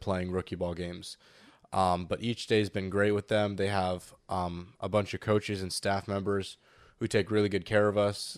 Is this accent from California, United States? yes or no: yes; San Diego, California, United States; I'm from San Diego